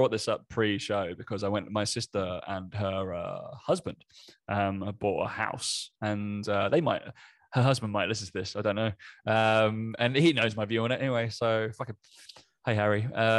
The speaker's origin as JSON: {"language": "English", "region": "East of England", "country": "United Kingdom", "accent": "Essex", "said": "I am from Essex, but people can't pick my accent, which is purposeful."}